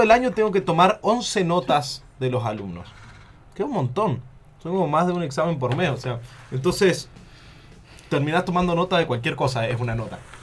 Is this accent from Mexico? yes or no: no; the south, Argentina; yo no soy mendocino, soy